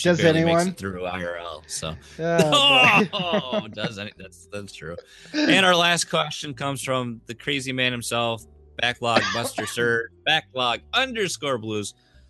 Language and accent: English; Michigan, United States; Since we're from Michigan, I have to be Rockin' Rye.